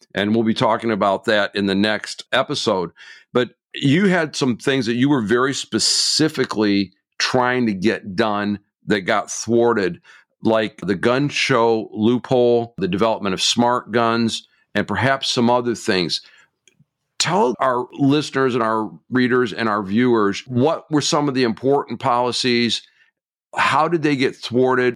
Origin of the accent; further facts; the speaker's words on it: Michigan, United States; my home state of Michigan